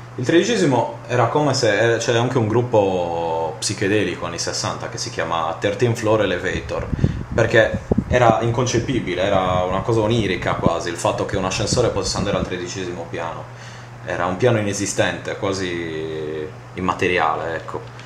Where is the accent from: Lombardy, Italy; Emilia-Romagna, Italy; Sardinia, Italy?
Sardinia, Italy; in quanto sardo